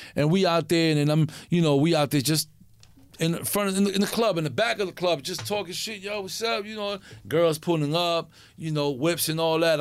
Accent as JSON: {"language": "English", "region": "New York", "country": "United States", "said": "I'm from New York"}